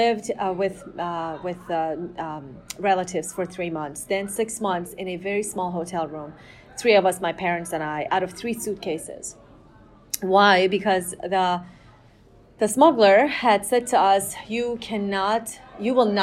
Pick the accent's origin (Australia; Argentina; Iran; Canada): Iran; Tehran, Tehran Province; now in United States; I was born and raised in Tehran